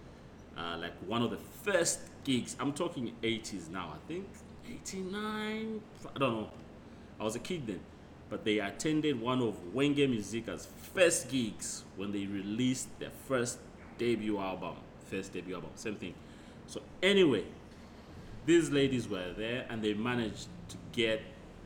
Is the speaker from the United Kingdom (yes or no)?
no; Zambia; now in Perth, Australia; growing up in Zambia